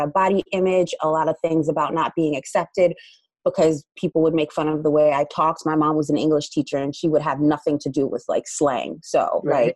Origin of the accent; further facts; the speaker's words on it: Paterson, New Jersey, United States; I'm from New Jersey, and I grew up in an inner city of Patterson